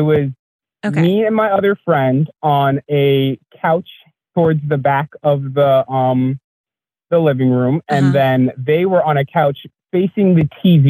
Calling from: New York, United States; I'm calling from New York.

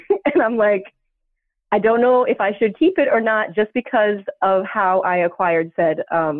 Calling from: Northeast, United States; I'm calling from, I'll just say, like, the Northeast

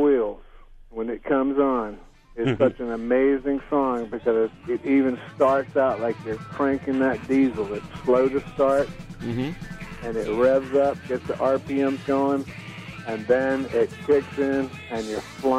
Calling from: Wake Forest, North Carolina, United States; Wake Forest, North Carolina.

